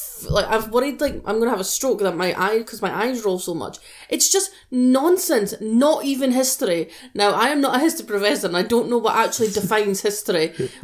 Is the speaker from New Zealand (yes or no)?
no; United Kingdom; I'm British